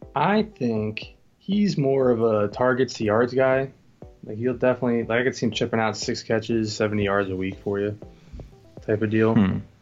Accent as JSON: {"language": "English", "region": "New Jersey", "country": "United States", "said": "We're from Jersey"}